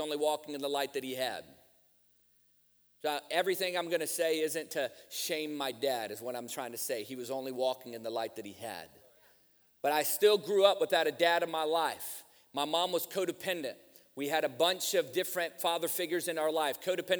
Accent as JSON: {"language": "English", "region": "Virginia", "country": "United States", "tie": "born or raised there", "said": "I grew up in church. I grew up around church, man. I grew up in Virginia where you can throw a rock and hit three churches by accident."}